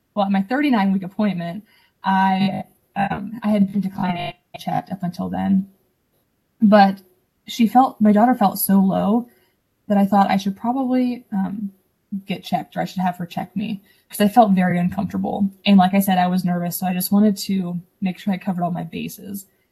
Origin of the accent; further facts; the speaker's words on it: Ohio, United States; I'm from Ohio. I don't think I said that before. A small town in Ohio, um, Amish country.